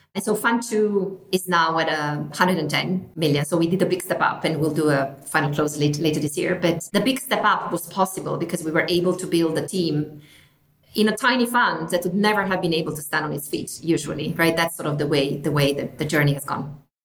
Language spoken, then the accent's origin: English; northern Italy, Italy; moved away as an adult; also born or lived in United Kingdom; I'm from Italy originally, from the north of Italy. I came to the UK to study